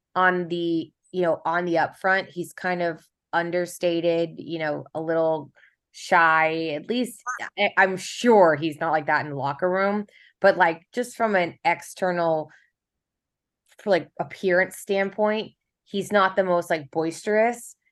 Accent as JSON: {"language": "English", "town": "Kansas City", "region": "Missouri", "country": "United States", "said": "I'm from Kansas City."}